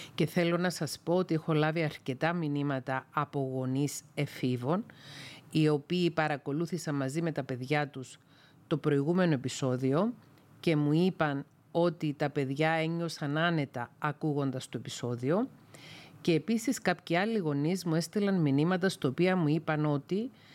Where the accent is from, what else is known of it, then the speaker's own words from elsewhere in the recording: Greece; οι Έλληνες σε μεγάλη πλειονότητα βαφτιζόμαστε χριστιανοί ορθόδοξοι από βρέφη